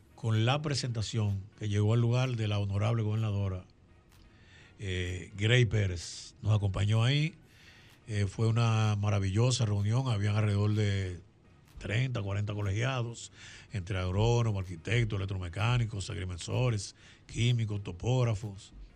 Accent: La Romana, Dominican Republic; nuestros padres emigraron a la provincia de La Romana. Llegamos allá a los 11 meses, no habíamos cumplido el año todavía. Y ahí hemos vivido toda la vida

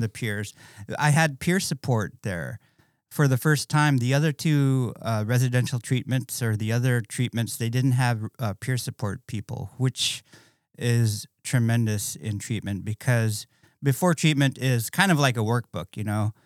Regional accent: Bethel, Alaska, United States; moved away as an adult; growing up in Bethel, it was pretty crazy, um, very small town

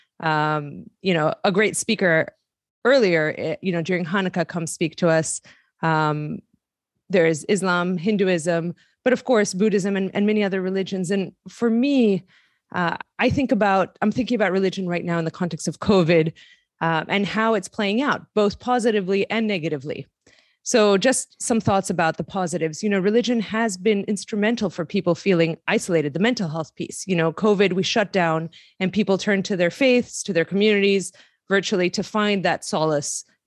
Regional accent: Greece; moved away as an adult; also born or lived in Lebanon; I grew up in Greece.

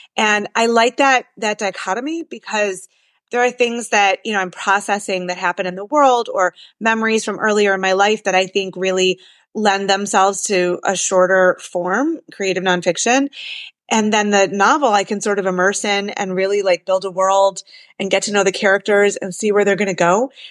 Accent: Detroit, Michigan, United States; I'm from Detroit and I actually have been writing a lot about place and I'm from Jewish Detroit

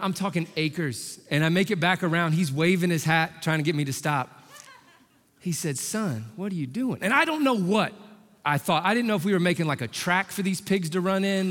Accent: Indianapolis, Indiana, United States; I'm from Indy, born and raised

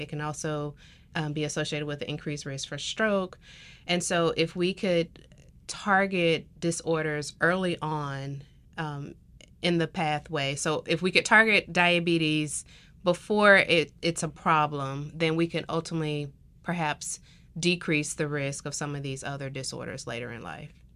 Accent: Tuskegee, Alabama, United States; moved away as an adult; now in South Carolina, United States; I am from Tuskegee, Alabama

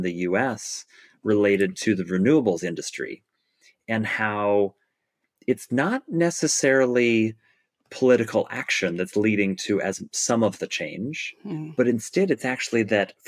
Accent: Oregon coast, United States; moved away; I grew up on the Oregon coast

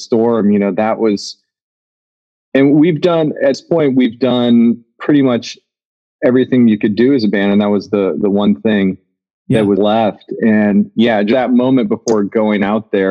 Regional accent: Nebraska, United States; moved away; one of my friends that I grew up with in Nebraska

